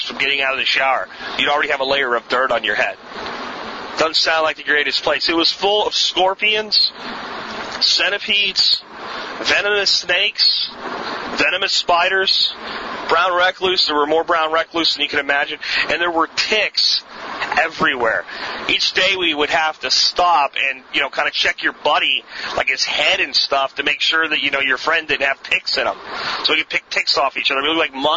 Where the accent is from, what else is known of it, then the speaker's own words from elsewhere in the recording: Pennsylvania, United States; where I grew up in Pennsylvania